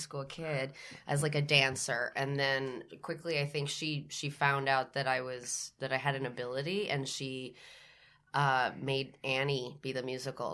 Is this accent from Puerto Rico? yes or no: yes; San Juan, Puerto Rico; moved away as an adult; I was born and raised in San Juan, Puerto Rico. I stayed there till I was eighteen.